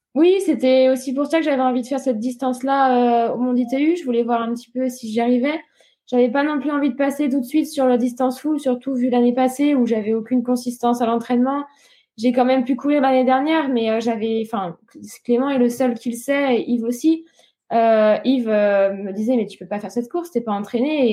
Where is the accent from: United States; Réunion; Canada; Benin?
Réunion; now in Nice, France; l'île de la Réunion, là où j'ai grandi